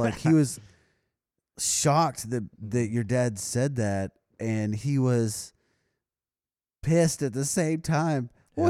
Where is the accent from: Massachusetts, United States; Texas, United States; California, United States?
Texas, United States; we're from Texas.